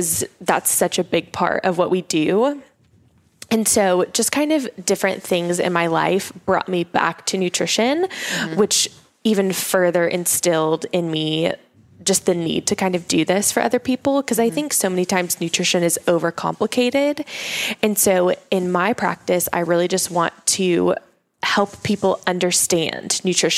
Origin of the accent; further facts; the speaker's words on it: Oklahoma, United States; I grew up in Oklahoma. So that's where I'm originally from